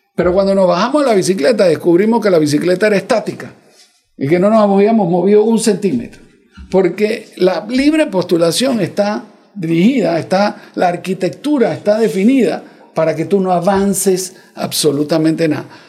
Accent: Panama; yo soy panameño

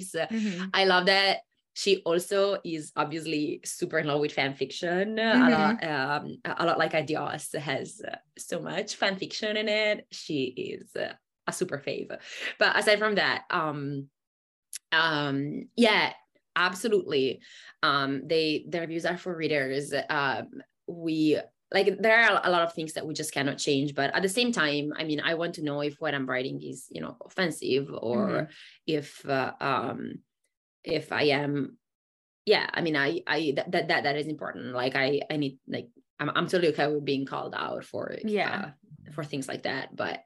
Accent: Italy; moved away as an adult; also born or lived in Germany; I grew up in Italy and I was in Italy for the first, you know, two decades of my life.

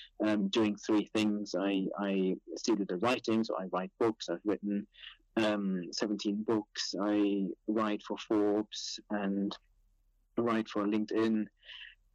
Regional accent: Germany; moved away as an adult; also born or lived in Cambridge, England / Cranfield, England; now in United Kingdom; I was born in Germany, then moved to England to study at Cambridge

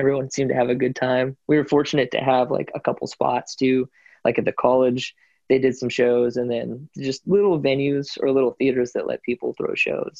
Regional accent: United States; I was born in the States

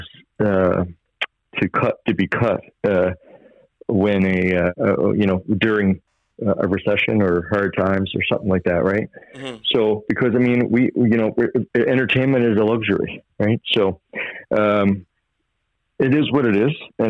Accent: West Bay Centre, Newfoundland and Labrador, Canada; I grew up in West Bay Center, which is right across the bay from where I'm living right now, which is Fox Island River

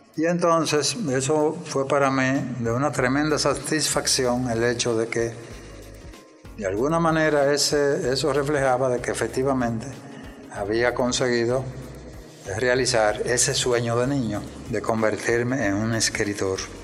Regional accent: Moca, Espaillat, Dominican Republic; yo nací en, en Moca, el 6 de octubre de 1941. Mi primera etapa la viví en Wausi, una aldea, un campo en la vecindad de Moca

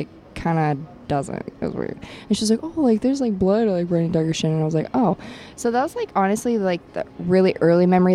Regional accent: Ohio, United States; moved away as an adult; also born or lived in Florida; now in Los Angeles, United States; I was born in Ohio, and I lived half of my life back and forth between Ohio and Florida with my grandparents.

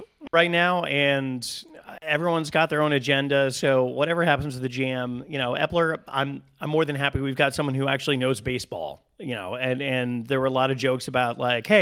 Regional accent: Connecticut, United States; I'm from Connecticut

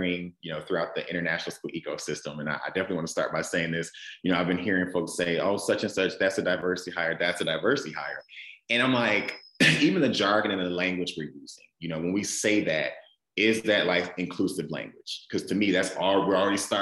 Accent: Flint, Michigan, United States; moved away; also born or lived in South Carolina; I'm a kid from Flint, Michigan in the U.S. Grew up, born and raised in the Midwest part of the States

